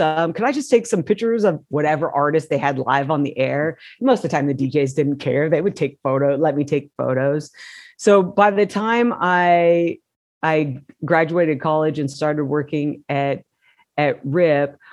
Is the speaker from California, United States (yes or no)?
yes; Modesto, California, United States; I grew up in Modesto, California, which is 90 miles east of San Francisco